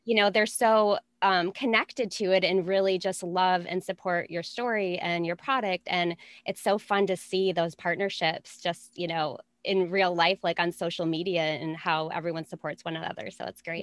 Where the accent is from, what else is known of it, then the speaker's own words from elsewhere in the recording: Minnesota, United States; I'm from Minnesota.